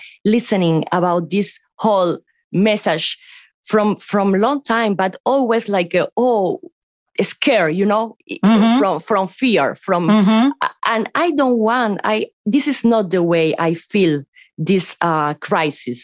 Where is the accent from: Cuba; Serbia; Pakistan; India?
Cuba; moved away; coming from Cuba, that is an island.